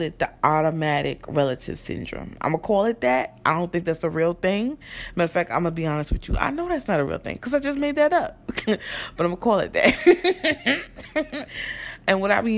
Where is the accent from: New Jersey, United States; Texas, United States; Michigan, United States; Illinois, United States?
New Jersey, United States; also born or lived in Newark, New Jersey; I was born in Newark, but I was raised in South Jersey.